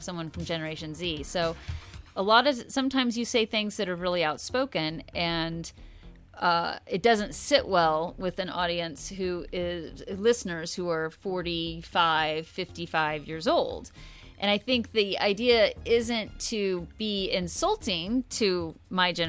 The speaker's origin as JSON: {"language": "English", "country": "United States", "tie": "born or raised there", "also_born_or_lived": "Oklahoma", "said": "growing up in Kansas and Oklahoma as a white kid"}